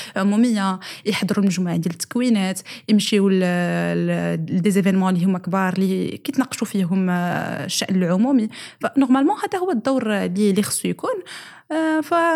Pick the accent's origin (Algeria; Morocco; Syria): Morocco; حنايا كمواطنين وكمتابعين للشان العام وكشباب وكمجتمع مغربي كشعب كمغاربه ومغربيات